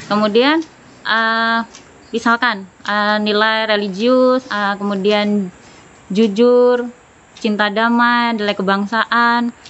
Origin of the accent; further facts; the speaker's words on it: Sukoharjo, Central Java, Indonesia; now in Kalimantan, Indonesia; Saya asli Jawa Tengah, tepatnya di Kabupaten Sukoharjo, Surakarta.